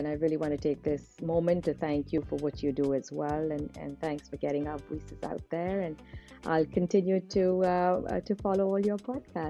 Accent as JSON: {"language": "English", "town": "Udaipur", "region": "Rajasthan", "country": "India", "tie": "born or raised there", "said": "because I've also been born and brought up in Udaipur."}